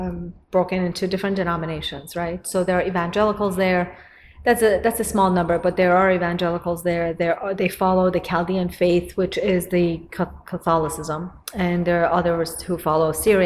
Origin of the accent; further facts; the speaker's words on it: Iran; also born or lived in northern Iraq (ancestral homeland); now in United States; I was affected by it when I was growing up in Iran. What they miss on a lot of occasions is that I'm ethnically not Persian. Ethnically, I'm an Assyrian, and I'm a Catholic. I follow the Catholic faith.